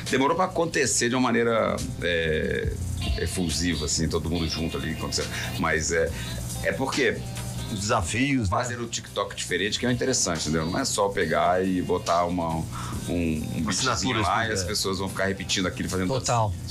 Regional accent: Minas Gerais, Brazil; Eu sou de Minas.

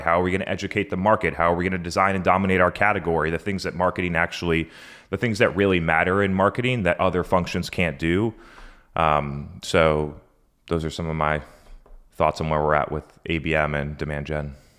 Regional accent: Brookline, New Hampshire, United States; I grew up in a small town in New Hampshire called Brookline, New Hampshire, population 4,000

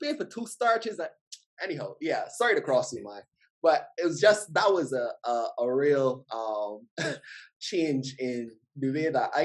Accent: Barbados; moved away; growing up in Barbados

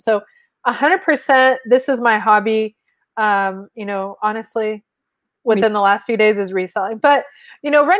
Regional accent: Mexico; first language Spanish; English is a second language; now in United States; I'm from Mexico

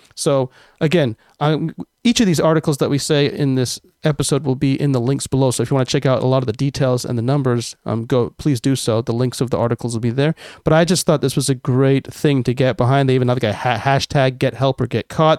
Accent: United States; now in Japan; I'm American and, uh, and live in Japan

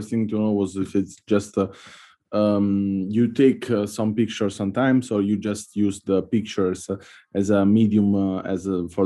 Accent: Italy; I come from Italy

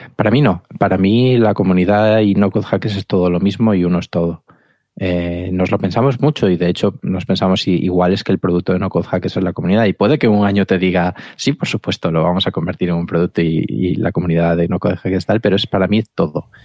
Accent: Galicia, Spain; Como buen gallego

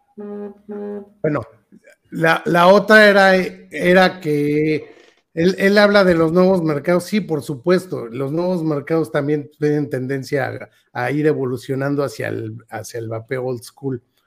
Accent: Mexico; Nosotros que crecimos aquí con la tortilla de maíz

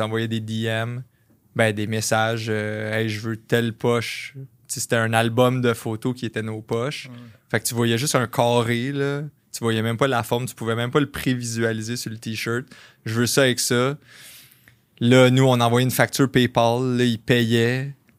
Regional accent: Varennes, Quebec, Canada; je viens de Varennes, ça, ça arrive sud de Montréal

